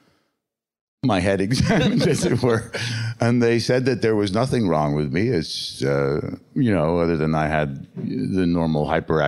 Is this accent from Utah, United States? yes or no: no; New York, United States; also born or lived in San Francisco, California / northwestern Canada; growing up in the Lower East Side at that time